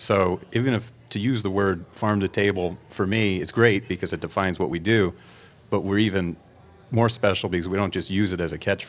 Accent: Hudson Valley, upstate New York, United States; moved away as an adult; also born or lived in Manhattan, New York; now in Carmel Valley, United States; I grew up in the Hudson Valley in upstate New York.

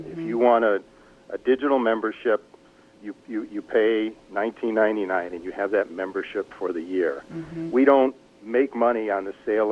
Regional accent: Detroit, Michigan, United States; I grew up in Detroit

